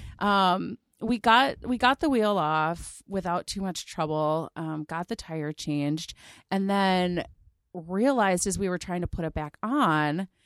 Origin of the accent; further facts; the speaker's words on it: Mid Willamette Valley, between Salem and Silverton, Oregon, United States; I grew up in the Mid Willamette Valley between Salem and Silverton